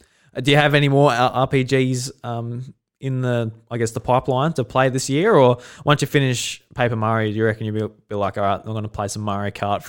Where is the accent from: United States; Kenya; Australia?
Australia; Yeah, just like as an Australian